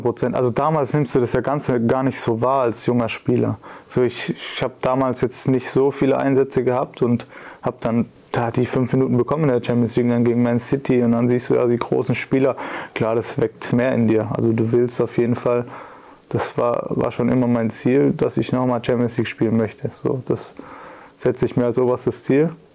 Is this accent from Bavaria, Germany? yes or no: no; Pforzheim, Baden-Württemberg, Germany; moved away; also born or lived in Calmbach / Karlsruhe; Nicht genau in Kalmach, aber in Pforzheim